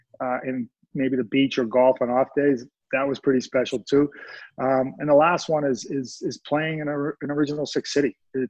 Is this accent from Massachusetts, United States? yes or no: yes; Boston, Massachusetts, United States; growing up in the Boston area, we were huge Bruins fans